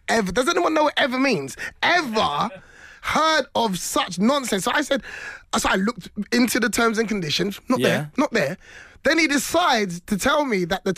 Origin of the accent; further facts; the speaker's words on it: London, United Kingdom; I'm from Hackney